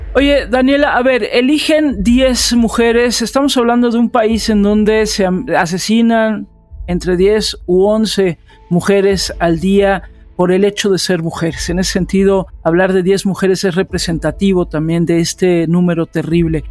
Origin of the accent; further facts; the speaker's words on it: Mexico; aquí en mi país, en México